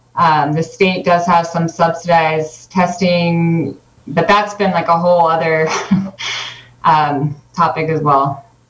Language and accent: English; Northern California, United States; also born or lived in Arizona; now in Mendocino County, United States; we are both from Northern California